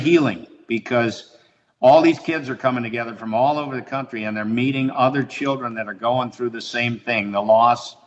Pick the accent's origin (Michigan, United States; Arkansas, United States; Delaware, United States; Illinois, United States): Illinois, United States; Highland Park; moved away; That's where I grew up